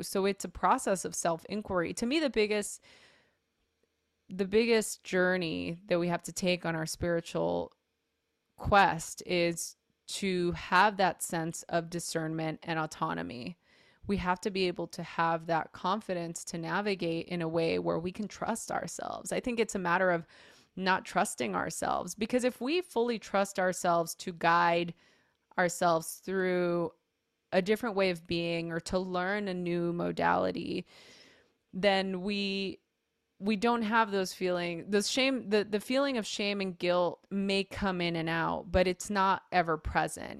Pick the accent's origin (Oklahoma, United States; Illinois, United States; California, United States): California, United States; Los Angeles; I grew up in East L